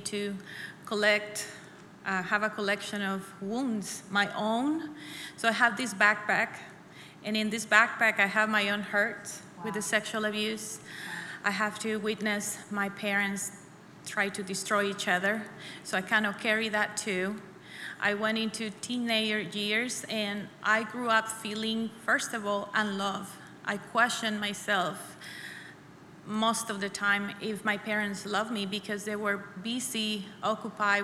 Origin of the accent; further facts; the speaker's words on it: El Salvador; moved away as an adult; now in United States; I was born and raised in El Salvador until I was 21. So I come here when I'm 21